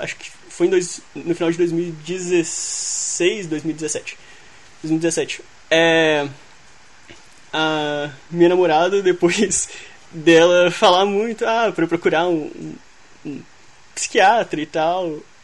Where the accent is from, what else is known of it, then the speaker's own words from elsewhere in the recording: Belo Horizonte, Minas Gerais, Brazil; eu sou de BH